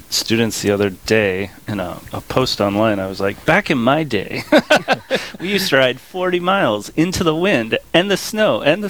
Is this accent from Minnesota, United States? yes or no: yes; Minnesota, United States; moved away as an adult; also born or lived in North Dakota; now in Grand Forks, United States; So I grew up in Minnesota